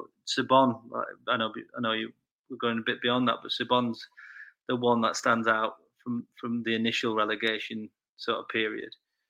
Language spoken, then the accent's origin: English; Sheffield, Yorkshire and the Humber, United Kingdom; I grew up in North Sheffield. So Chapel Town and Ecclesfield.